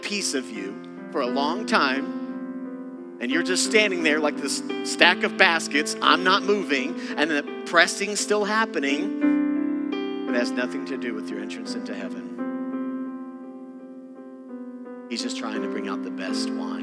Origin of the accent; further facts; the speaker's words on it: Texas, United States; moved away as an adult; I'm from Texas.